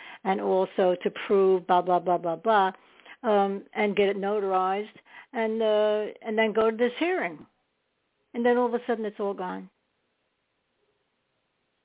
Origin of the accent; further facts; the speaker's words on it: New York City, New York, United States; I was born in New York, but I lived mostly in Staten Island